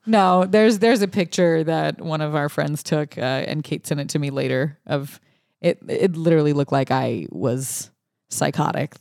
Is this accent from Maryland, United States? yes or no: no; Louisiana, United States; I grew up in Louisiana